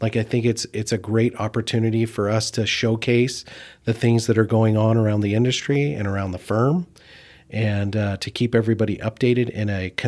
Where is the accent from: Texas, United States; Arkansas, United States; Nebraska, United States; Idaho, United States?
Idaho, United States; I was born and raised here in Idaho, so I have been here most of my life, other than a brief stint when I was in the military outside of the state.